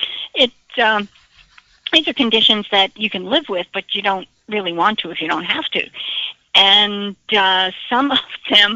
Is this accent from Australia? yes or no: no; the North, United States; now in Florida, United States; they've got different tastes in the South than I grew up with in the North